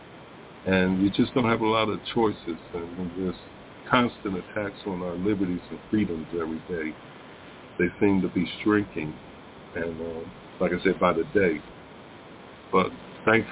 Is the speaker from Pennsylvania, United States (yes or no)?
yes; Philadelphia, Pennsylvania, United States; moved away; I was growing up in Philadelphia